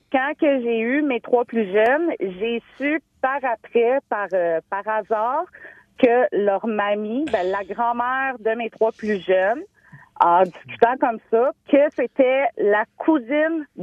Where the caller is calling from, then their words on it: Montreal, Quebec, Canada; Moi, je suis de Montréal.